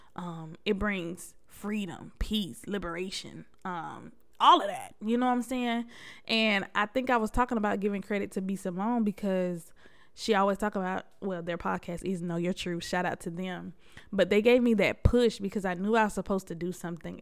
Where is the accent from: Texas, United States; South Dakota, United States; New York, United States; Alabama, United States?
New York, United States; Buffalo; I was born in Buffalo, New York.